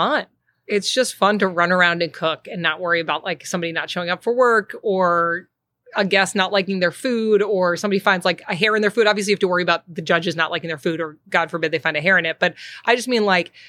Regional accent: Boston, Massachusetts, United States; moved away as an adult; also born or lived in New York / Los Angeles; now in Chicago, United States; I grew up in Boston

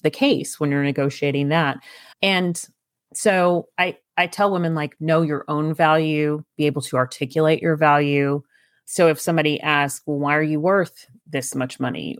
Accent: East Texas, United States; I grew up in East Texas

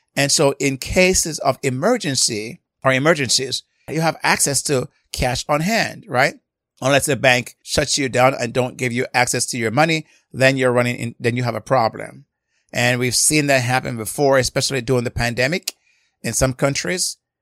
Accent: Jamaica; I grew up in Jamaica

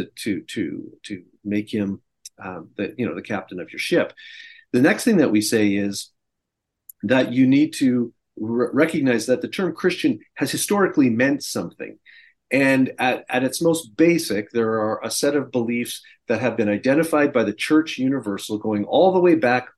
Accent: Canada; moved away as an adult; now in United States; I'm an expat, I'm a Canadian living in the United States, and I've been down here now for, I think, 18 years

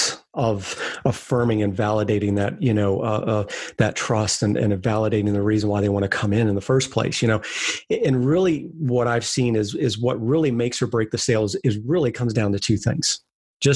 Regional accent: Bethany Beach, Delaware, United States; it's Delaware, Southern Delaware, beach town called a little outside Bethany Beach.

